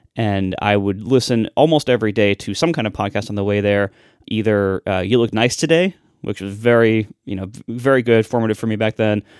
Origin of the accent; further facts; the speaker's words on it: Ohio, United States; I'm just from Ohio